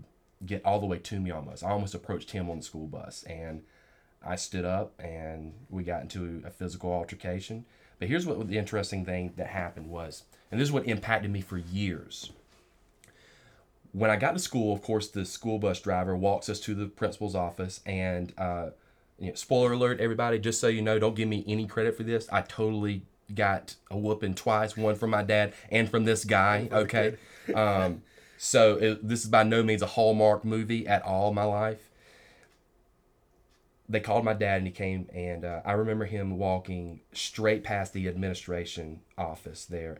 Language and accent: English; rural South Georgia, United States; Young man growing up in Georgia. In rural South Georgia, right there in the heart of it